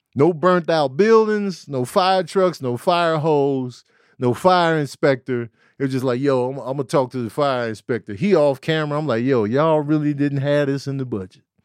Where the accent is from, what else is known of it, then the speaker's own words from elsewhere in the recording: Chicago, Illinois, United States; I was a kid from Chicago